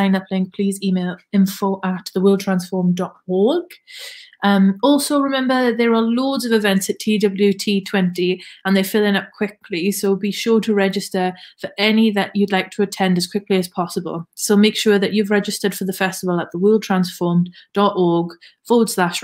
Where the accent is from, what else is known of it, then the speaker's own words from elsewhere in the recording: the Valleys, Wales, United Kingdom; accent: Valleys; In my thickest Valleys accent